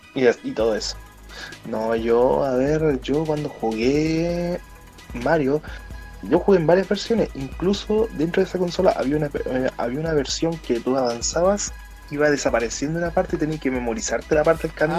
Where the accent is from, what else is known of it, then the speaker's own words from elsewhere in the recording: Concepción, Biobío, Chile; yo que soy de Conce